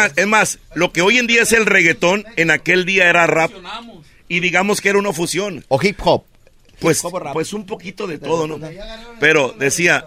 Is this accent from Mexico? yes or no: yes; Ciudad Obregón, Sonora, Mexico; Somos de esa área en Ciudad Obregón, Sonora, el sur del estado. Ahí nacimos, ahí crecimos